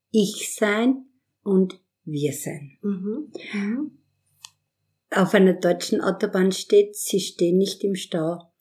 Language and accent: German; Austria; now in Vienna, Austria; ich bin am Land aufgewachsen in der Semmering-Region